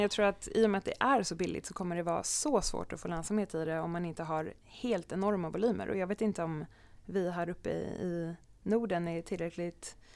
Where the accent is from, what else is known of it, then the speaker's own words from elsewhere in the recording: Sweden; som svensk